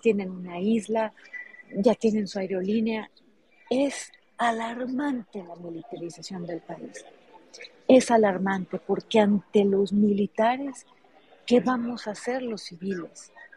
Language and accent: Spanish; Hermosillo, Sonora, Mexico; Yo nací en Hermosillo, pero mi papá nació en Ures